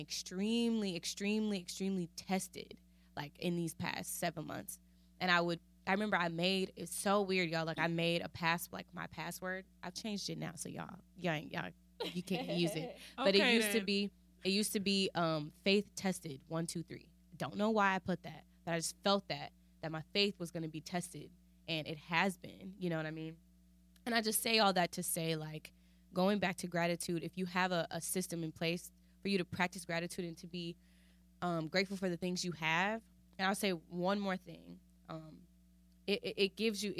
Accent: United States; I'm still from here

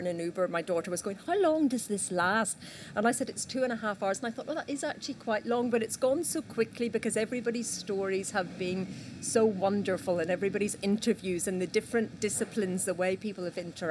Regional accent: Northern Ireland, United Kingdom; accent: Northern Irish; my Northern Irish accent

